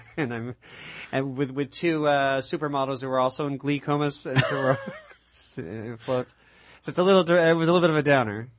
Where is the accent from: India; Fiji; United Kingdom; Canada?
Canada; Mississauga, Ontario; growing up in Mississauga